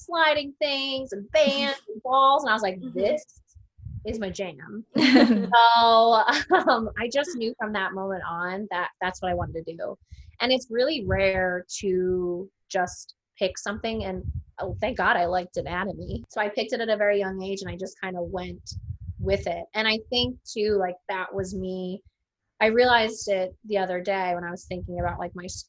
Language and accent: English; Monmouth County, New Jersey, United States; also born or lived in Kentucky / Philadelphia, Pennsylvania; I'm from Monmouth County, but lived in Philly for a while. Now I'm back